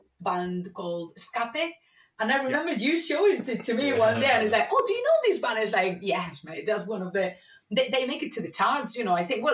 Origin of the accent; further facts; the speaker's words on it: Madrid, Community of Madrid, Spain; now in Manchester, United Kingdom; in Madrid, in my hometown